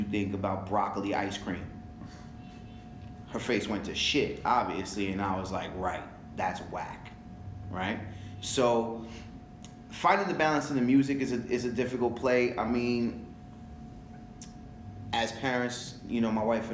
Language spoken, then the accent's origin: English; New York City, New York, United States; first language French; Growing up in New York City